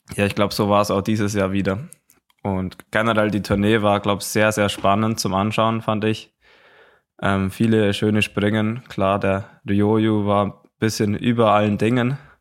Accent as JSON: {"language": "German", "country": "Germany", "said": "bei uns in Deutschland"}